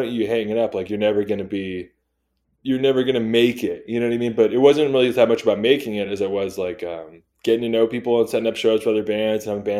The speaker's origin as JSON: {"language": "English", "town": "Torrance", "region": "California", "country": "United States", "tie": "born or raised there", "said": "I grew up in Torrance, which is Southern California"}